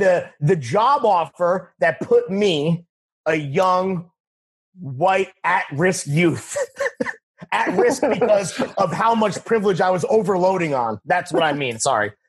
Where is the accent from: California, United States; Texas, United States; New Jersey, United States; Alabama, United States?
New Jersey, United States; also born or lived in Philadelphia; I'm from Jersey.